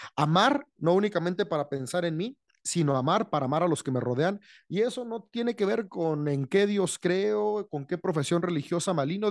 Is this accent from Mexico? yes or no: yes; San Francisco del Rincón, Guanajuato, Mexico; de México, soy en León, Guanajuato, México. Bueno, estrictamente San Francisco la ciudad